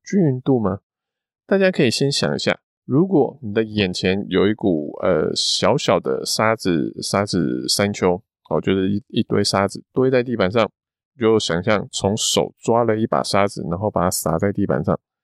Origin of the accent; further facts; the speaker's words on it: Taiwan; 就像我们都是台湾人，同样都是黄种人